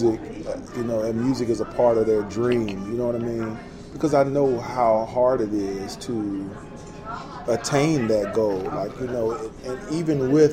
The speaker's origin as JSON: {"language": "English", "region": "the South", "country": "United States", "also_born_or_lived": "Alabama", "said": "we're both from the South, like, you know, we pretty much grew up the exact same way."}